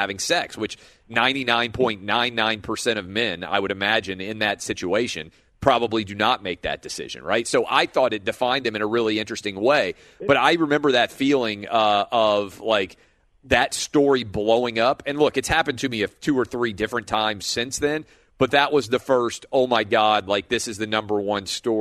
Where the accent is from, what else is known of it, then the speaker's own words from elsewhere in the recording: the South, United States; growing up in the South